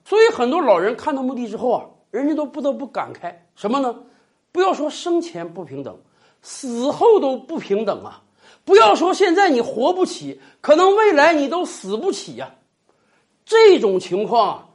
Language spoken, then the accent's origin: Chinese; China; 我们中国人是有着入土为安的习惯的